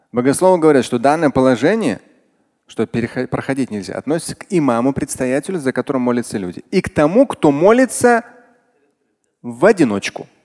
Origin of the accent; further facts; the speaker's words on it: Russia; Меня среди них не было, нет, я татарин.